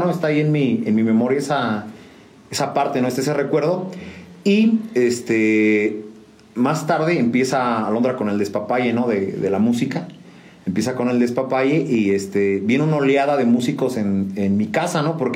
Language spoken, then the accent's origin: Spanish; San Juan del Río, Querétaro, Mexico; Juan del Río Querétaro, 100% sanjuanense. Eso toda mi vida la he hecho aquí.